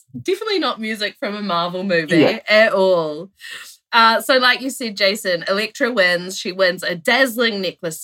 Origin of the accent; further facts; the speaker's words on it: Timaru, Canterbury, New Zealand; I'm from Team Aru